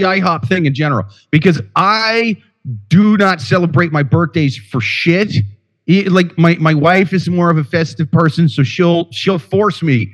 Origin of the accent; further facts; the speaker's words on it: Iowa City, Iowa, United States; my hometown of Iowa City, Iowa